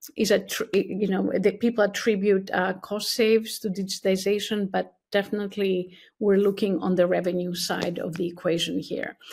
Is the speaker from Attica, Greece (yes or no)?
yes; Athens, Attica, Greece; moved away as an adult; also born or lived in California; now in New York City, United States; I was born and raised in Athens, Greece